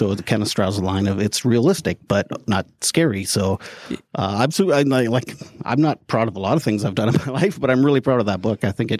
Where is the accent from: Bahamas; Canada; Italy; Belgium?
Canada; I'm Canadian, by the way.